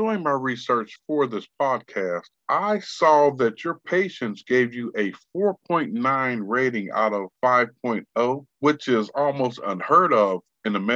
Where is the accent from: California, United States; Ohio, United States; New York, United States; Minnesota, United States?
Ohio, United States; I grew up in Ohio